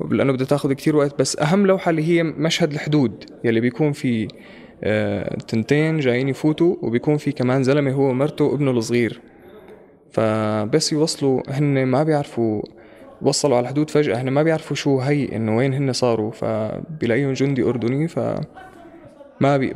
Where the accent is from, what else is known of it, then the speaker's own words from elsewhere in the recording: Syria; كان كوني أنا سوري هون